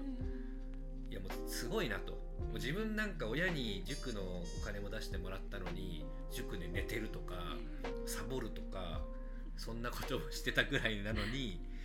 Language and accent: Japanese; Saitama, Japan; 埼玉出身